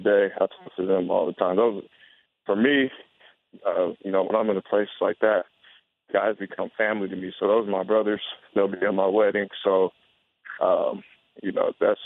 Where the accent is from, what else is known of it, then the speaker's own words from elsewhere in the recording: San Diego, California, United States; moved away; Back home, I'm from San Diego